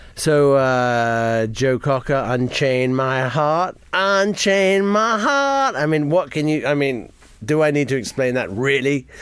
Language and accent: English; Jamaica; moved away; I grew up in Jamaica